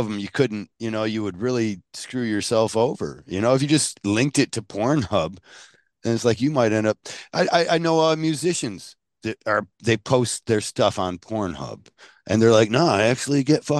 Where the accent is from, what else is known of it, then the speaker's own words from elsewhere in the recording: Canada; I mean, as a Canadian, I know they kind of look down on us and laugh.